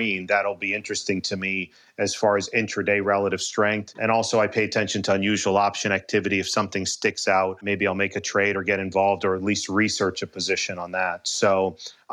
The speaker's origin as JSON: {"language": "English", "town": "Boston", "region": "Massachusetts", "country": "United States", "tie": "born or raised there", "said": "I grew up in Boston."}